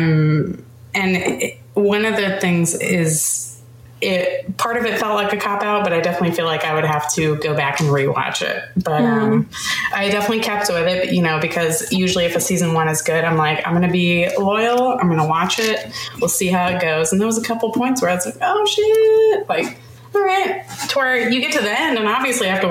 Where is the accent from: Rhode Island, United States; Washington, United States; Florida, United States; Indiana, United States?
Florida, United States; I grew up in Florida